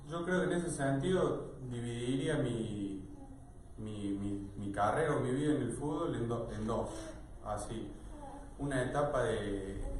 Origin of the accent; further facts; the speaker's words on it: Hernando, Córdoba, Argentina; Bueno, eh, la actividad deportiva yo comencé de chico en Hernando, en mi pueblo, pero con atletismo no, recuerdo bien qué habré tenido, me parece que 7, 8 años.